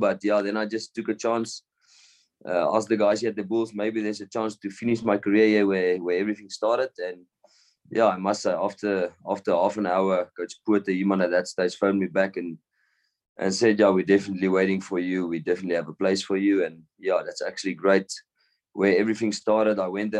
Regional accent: Bloemfontein, Free State, South Africa; also born or lived in Cape Town / Pretoria; I grew up here. I came from Cape Town, was a little baby still. Came to Bloem, and yeah, I actually grew up here.

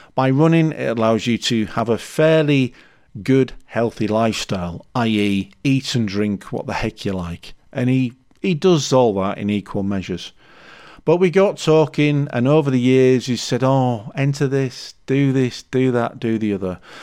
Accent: Leeds, Yorkshire and the Humber, United Kingdom; I'm from Leeds

